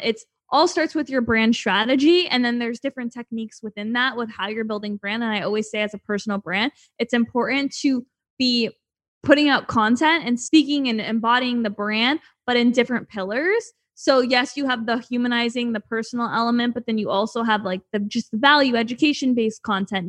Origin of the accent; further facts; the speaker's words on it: Canada; moved away as an adult; now in Los Angeles, United States; I'm from Canada